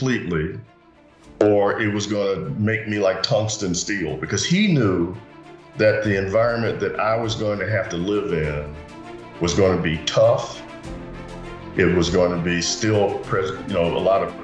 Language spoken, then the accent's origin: English; Gary, Indiana, United States; moved away as an adult; also born or lived in West Lafayette, Indiana / Santa Monica, California / Los Angeles, California; now in Scottsdale, United States; I grew up in Gary, Indiana